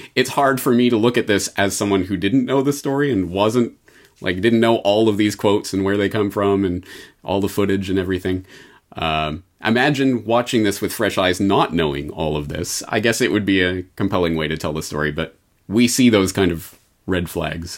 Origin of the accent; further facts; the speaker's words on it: Canada; I'm Canadian